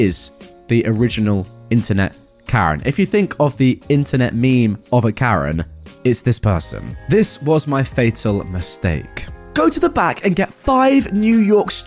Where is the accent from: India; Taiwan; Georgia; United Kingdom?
United Kingdom; England; I'm English